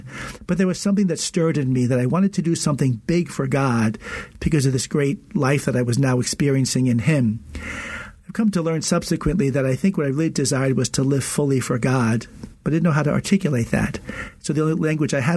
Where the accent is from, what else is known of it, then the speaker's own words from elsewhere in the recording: Long Island, New York, United States; moved away as an adult; also born or lived in Newark, New Jersey; I was born and raised a Catholic in Long Island